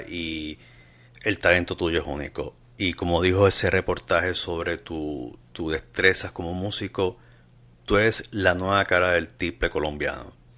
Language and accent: Spanish; Puerto Rico; now in United States; yo debía haber nacido en Latinoamérica, pero por causas extranjeras me mandaron a hacer en Puerto Rico